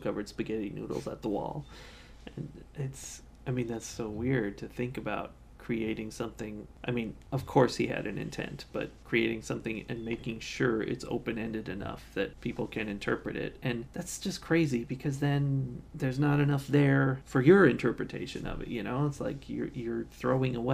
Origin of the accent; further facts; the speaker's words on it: United States; I'm from America